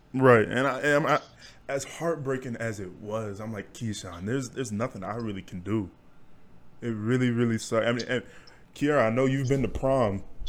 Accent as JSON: {"language": "English", "town": "Wichita", "region": "Kansas", "country": "United States", "also_born_or_lived": "Hutchinson, Kansas", "said": "we're from Wichita, Kansas"}